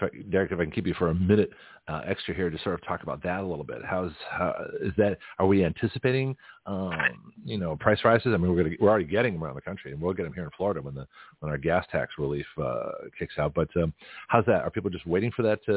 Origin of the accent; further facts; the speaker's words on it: Canada; also born or lived in Australia / California; now in United States; being a British Commonwealth original person born in Canada